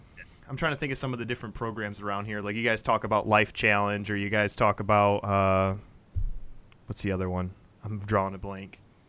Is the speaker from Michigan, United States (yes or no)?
yes; Lapeer, Michigan, United States; my hometown of Lapeer